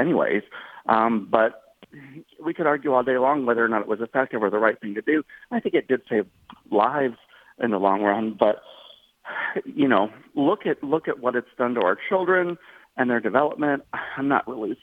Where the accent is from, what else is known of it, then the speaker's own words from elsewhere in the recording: South Carolina, United States; I'm from South Carolina.